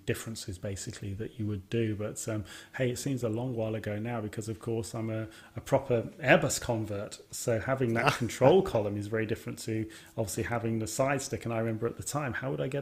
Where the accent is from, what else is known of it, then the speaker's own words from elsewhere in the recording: Birmingham, West Midlands, United Kingdom; my hometown, Birmingham.